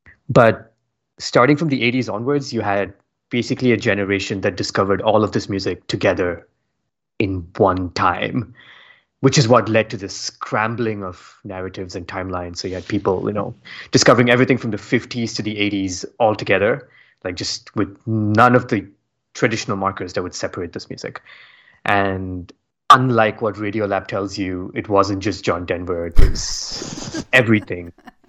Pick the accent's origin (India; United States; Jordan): India; Like growing up in India, I feel like I consumed music before there was a music media to tell me what to consume.